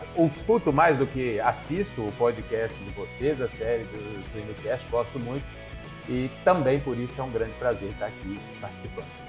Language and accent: Portuguese; Ponte Nova, Minas Gerais, Brazil; also born or lived in Santa Cruz do Escalvado / Viçosa; E eu sou nascido, criado é, em Ponte Nova, que é uma cidade muito reconhecida como importante suinocultura